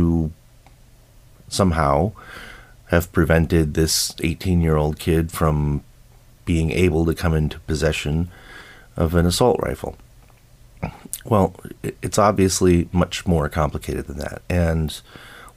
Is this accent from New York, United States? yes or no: yes; Buffalo, New York, United States; moved away; I grew up in Buffalo, New York.